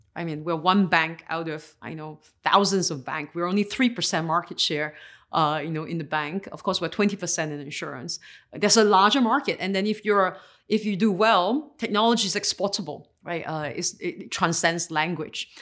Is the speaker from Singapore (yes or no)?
yes; Singapore; I was born and raised in Singapore